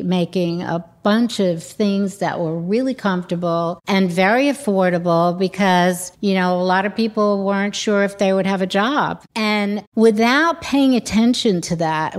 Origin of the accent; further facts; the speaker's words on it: New York City, New York, United States; also born or lived in London; growing up in New York at the time